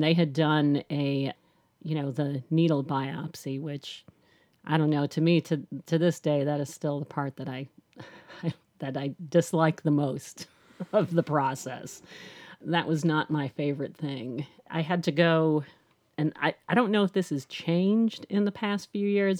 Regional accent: Chicago, Illinois, United States; now in Nashville, United States; I've lived in Nashville for twenty-six, seven years, twenty, almost twenty-seven years. but I'm from Chicago

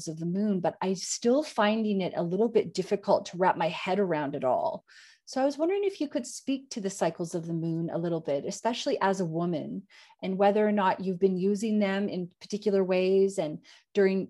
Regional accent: Canada; moved away; I'm Canadian

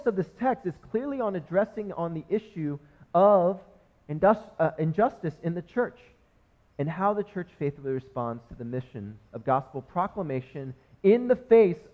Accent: United States; first language English; I was born in America and was raised and just only speak English

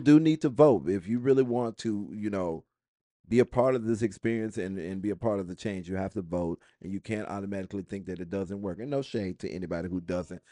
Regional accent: United States; I am proud of being an American

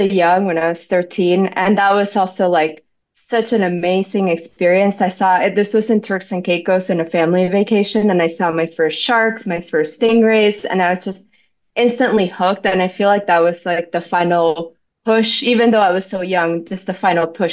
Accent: Venezuela; also born or lived in Florida, United States; now in Hawaii, United States; I'm from Venezuela originally. So my parents and I, we grew up going to the beach all the time

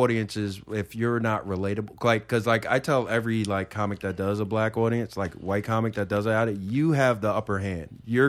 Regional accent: New York City, New York, United States; I'm from Queens. People think I'm from Long Island. I'm like, not really. I'm from the border.

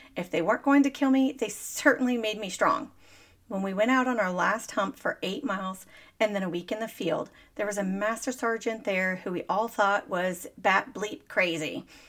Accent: Dallas, Texas, United States; I was born and raised in Dallas, Texas

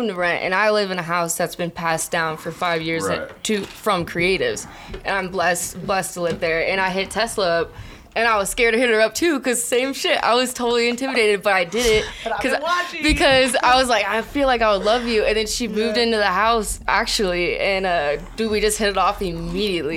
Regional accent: Chatham, Illinois, United States; moved away as an adult; now in Denver, United States; I'm from Southern Illinois, Chatham, Illinois. It's a village

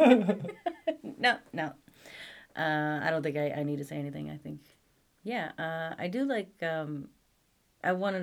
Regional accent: United States; I'm an American.

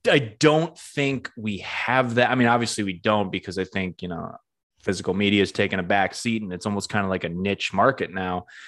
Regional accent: Northampton, Massachusetts, United States; my hometown in Northampton

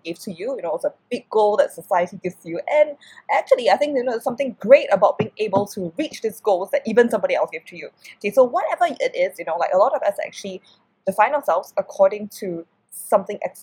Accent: Singapore; I come from Singapore, I live in Singapore right now

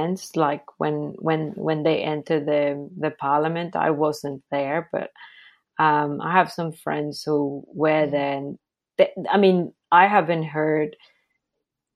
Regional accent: Venezuela; moved away; I'm from Venezuela. My family lives in Venezuela

